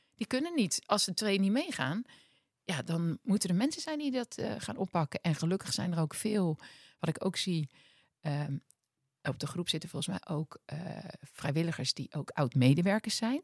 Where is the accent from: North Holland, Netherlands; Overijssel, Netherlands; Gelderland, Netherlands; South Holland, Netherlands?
South Holland, Netherlands; Westland; ik kom uit het Westland van origine.